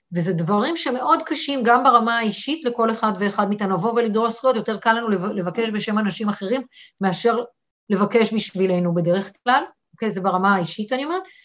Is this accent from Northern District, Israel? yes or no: no; Eilat, Southern District, Israel; moved away as an adult; גדלתי באילת, אוקיי, באתי מפריפריה